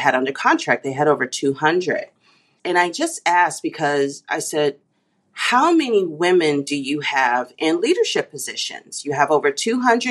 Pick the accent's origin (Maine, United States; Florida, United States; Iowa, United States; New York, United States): New York, United States; New York City; also born or lived in Texas / San Jose, California; now in Indianapolis, United States; I grew up in New York City, you know, so I became a transit girl when I was 5 years old